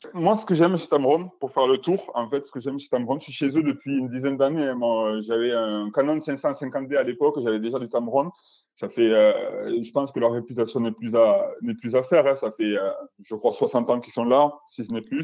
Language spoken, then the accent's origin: French; Albi, Occitania, France; je viens de Toulouse, euh, d'Albi plus précisément, peut côté Toulouse.